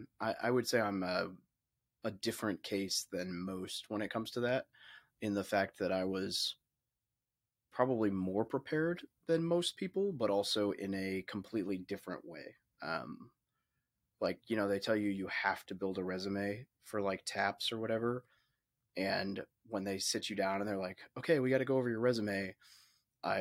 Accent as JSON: {"language": "English", "town": "Little Rock", "region": "Arkansas", "country": "United States", "tie": "born or raised there", "said": "I grew up in Little Rock, Arkansas, or outside of Little Rock, Arkansas"}